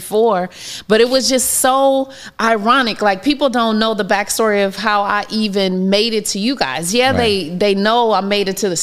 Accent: Los Angeles, California, United States; I grew up in South Central.

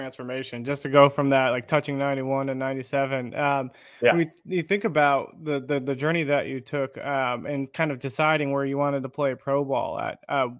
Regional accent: Arizona, United States; I'm from Arizona

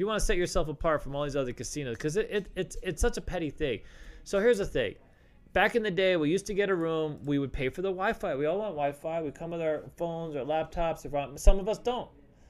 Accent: Colorado, United States; Because absolutely, coming to town, I'm from Colorado, and when I get to Vegas

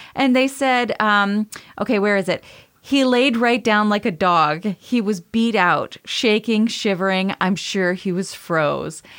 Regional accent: Maine, United States; I'm from Maine

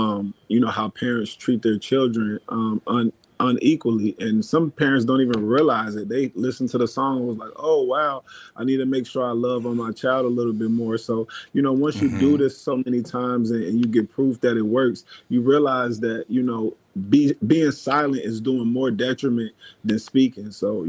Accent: Dayton, Ohio, United States; But yeah, I grew up in Dayton, Ohio, though. Dayton, Ohio.

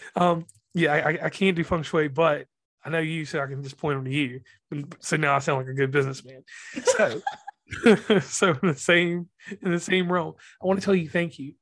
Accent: West Virginia, United States; I'm from the South. I'm from West Virginia

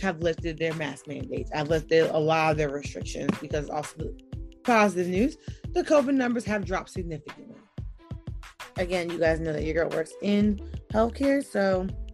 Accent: New York, United States; in New York, my home state

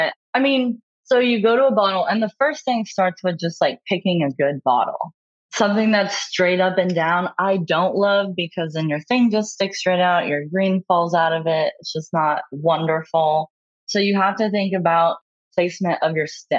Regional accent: Kansas, United States; I am from Kansas and I am from a conservative family

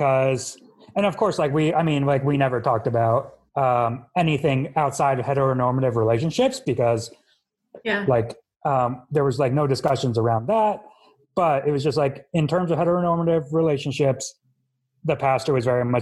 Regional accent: Elizabeth, New Jersey, United States; I was born in Elizabeth General Hospital in New Jersey

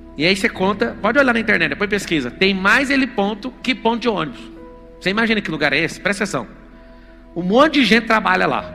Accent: Goiânia, Goiás, Brazil; moved away as an adult; now in São Paulo, Brazil; Eu lembro de um lugar onde eu fui criado no Parque Ateneu, lá em Goiânia

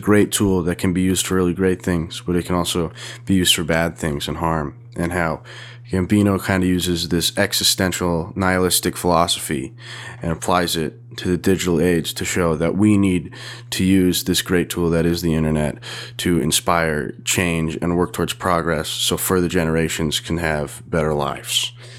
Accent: Montana, United States; I'm from Montana

